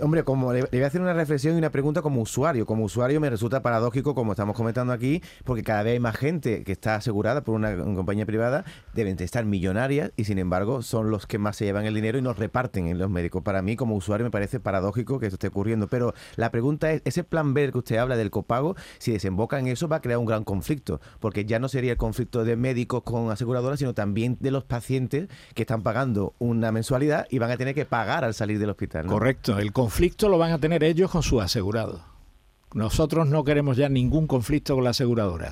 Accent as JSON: {"language": "Spanish", "country": "Spain"}